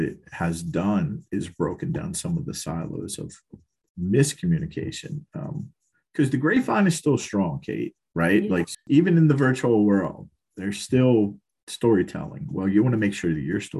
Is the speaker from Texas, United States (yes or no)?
no; Baltimore, Maryland, United States; moved away; also born or lived in Philadelphia, Pennsylvania; I was born and raised in East Baltimore, and City Hospital was a couple blocks from where I grew up